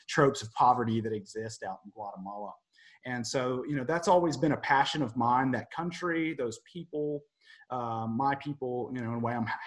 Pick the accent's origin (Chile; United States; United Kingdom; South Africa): United States; Beaumont and Port Arthur area, Southeast Texas; moved away as an adult; originally from Southeast Texas, out in the Beaumont and Port Arthur area.